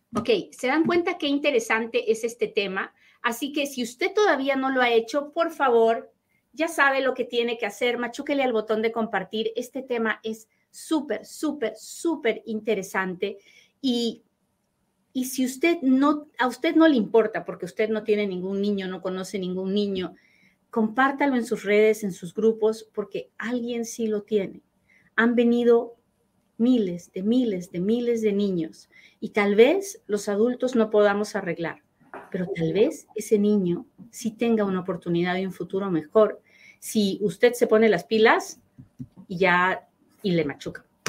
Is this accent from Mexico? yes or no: no; Peru; hablo bien rápido porque soy bien peruana